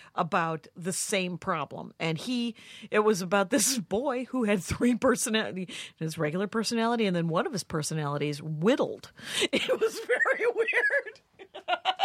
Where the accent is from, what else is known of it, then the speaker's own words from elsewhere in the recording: United States; I'm an American